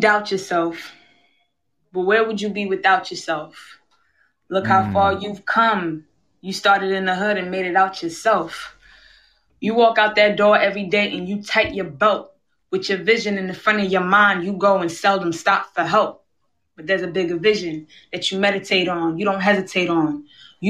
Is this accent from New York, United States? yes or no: yes; New York City, New York, United States; I'm from Queens, New York, born and raised